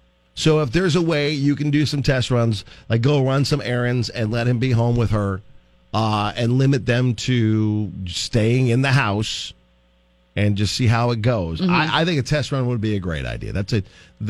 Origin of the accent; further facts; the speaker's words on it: Martell, United States; I grew up in Martell on a farm, and it was just on the edge of town.